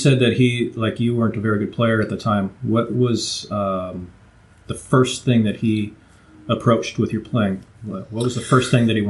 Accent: Minnesota, United States; also born or lived in Korea; now in North Carolina, United States; I grew up in Minnesota.

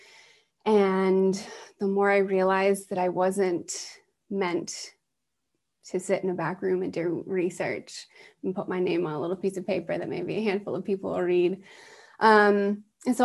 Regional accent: East Coast, United States; I was raised on the East Coast

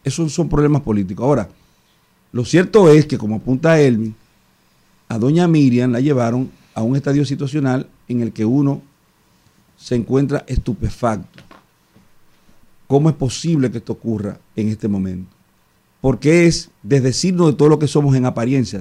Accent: Boca Chica, Distrito Nacional, Dominican Republic; yo no puedo ahora decir, desdecirme de ser de Andrés Bocachica

